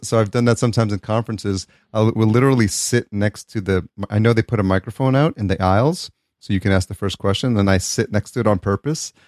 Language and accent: English; New York, United States; now in California, United States; growing up in New York